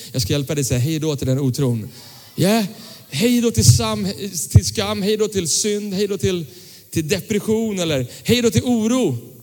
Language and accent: Swedish; Tyresö, Stockholm County, Sweden; när jag växte upp eh, så växte jag upp eh, i, i en pingkyrka söder om Stockholm som, som, som ligger i Tyresö fortfarande, Tyresö pingstkyrka